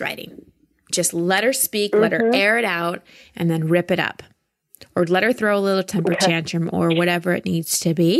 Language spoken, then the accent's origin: English; Texas, United States; I grew up in Texas